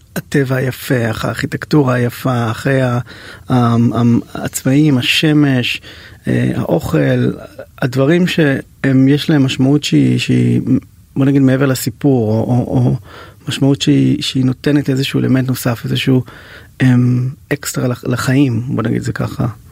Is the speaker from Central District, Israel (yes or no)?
yes; Ra'anana, Central District, Israel; בתור ילד שגדל באייטיז ברעננה